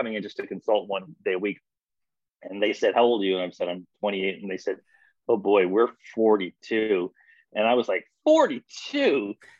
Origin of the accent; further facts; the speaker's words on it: Canada; moved away as an adult; now in United States; I'm Canadian. I'm a small town Canadian.